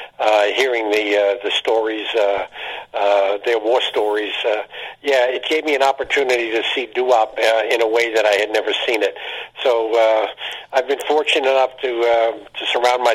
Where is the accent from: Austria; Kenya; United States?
United States; New York; moved away as an adult; now in Pittsburgh, United States; I came from New York. I spent, at the time, 57 years in New York, and when I moved to Pennsylvania